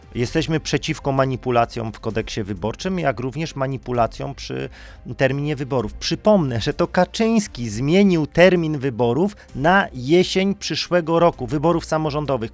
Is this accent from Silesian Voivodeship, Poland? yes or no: yes; Silesian Voivodeship, Poland; Jestem ze Śląska